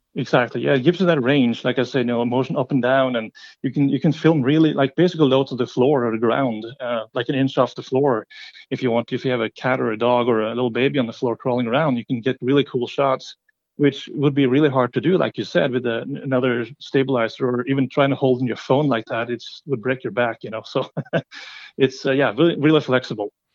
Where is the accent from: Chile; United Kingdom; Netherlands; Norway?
Norway; moved away; I'm from Norway originally